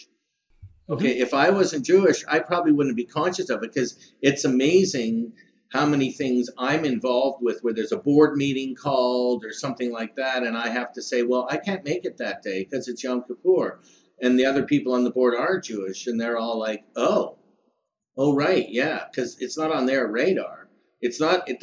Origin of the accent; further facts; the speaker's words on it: Toronto, Ontario, Canada; also born or lived in United States; I was born there, but but I was raised in Toronto. I moved to Toronto when I was two